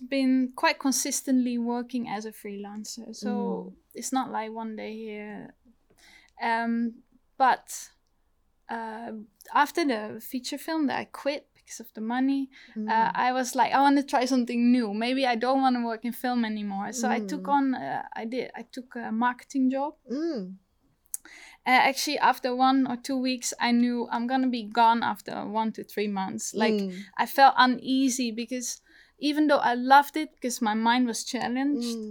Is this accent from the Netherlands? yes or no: yes; Netherlands; now in London, United Kingdom; I'm from the Netherlands